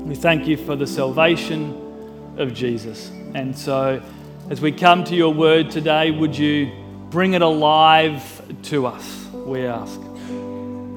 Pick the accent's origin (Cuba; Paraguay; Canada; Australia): Australia; Mildura, Victoria; I grew up in Mildura